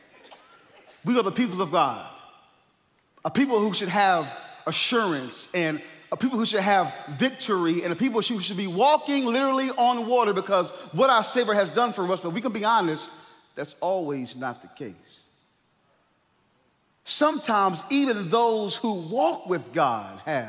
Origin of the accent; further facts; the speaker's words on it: North Carolina, United States; I'm from North Carolina